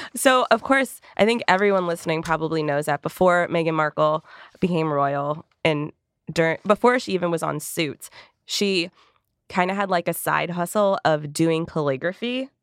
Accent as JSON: {"language": "English", "country": "Canada", "moved": "yes", "said": "I'm from Canada? Where I'm actually gonna be going for the holidays"}